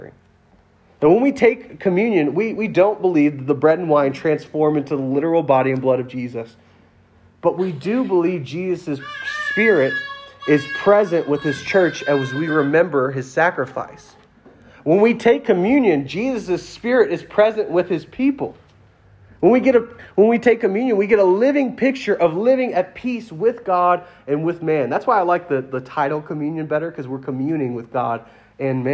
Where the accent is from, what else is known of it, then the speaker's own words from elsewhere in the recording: Louisiana, United States; I'm from Louisiana